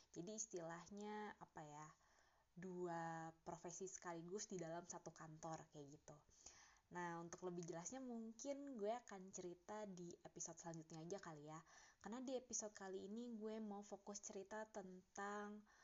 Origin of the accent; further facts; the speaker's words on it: Bandung, West Java, Indonesia; moved away as an adult; now in Jakarta, Indonesia; dari gue lahir sampai gue lulus kuliah masa gue masih tinggal di kota Bandung